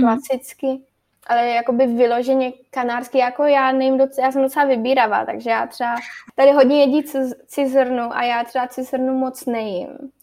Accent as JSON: {"language": "Czech", "country": "Czechia", "tie": "born or raised there", "moved": "as an adult", "said": "já, jak jsem původem z Krkonoš"}